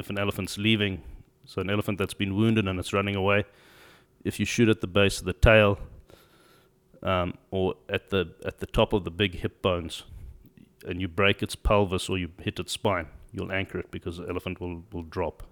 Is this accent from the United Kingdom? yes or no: no; Zimbabwe; also born or lived in South Africa; I'm from Zimbabwe. Uh, born there, grew up there.